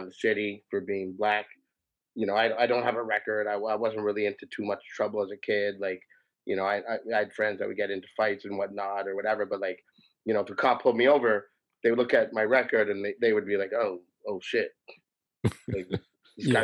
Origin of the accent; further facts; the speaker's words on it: Toronto, Ontario, Canada; I grew up in the East End, like Woodbine and Queen of the Beaches